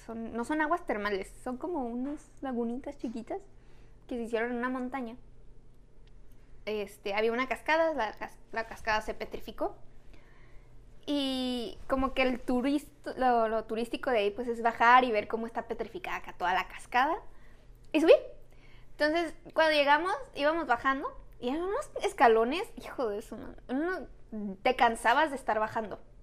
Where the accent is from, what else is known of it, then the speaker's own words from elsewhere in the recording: Tijuana, Baja California, Mexico; somos de Tijuana